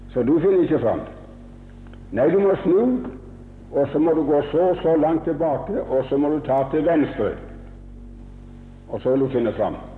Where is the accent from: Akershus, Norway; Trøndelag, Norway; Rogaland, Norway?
Rogaland, Norway; Haaland; born there; for jeg er født på Haaland.